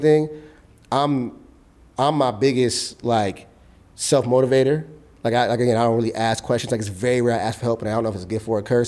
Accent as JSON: {"language": "English", "town": "Los Angeles", "region": "California", "country": "United States", "said": "this is where I'm from South Central"}